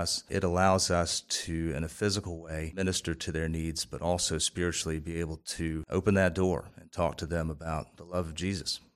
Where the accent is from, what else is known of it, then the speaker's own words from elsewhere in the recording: Columbia, United States; I grew up in Columbia